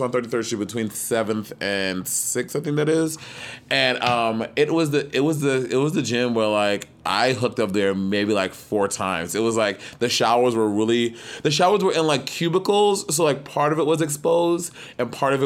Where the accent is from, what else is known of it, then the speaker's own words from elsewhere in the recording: New York City, New York, United States; growing up in New York City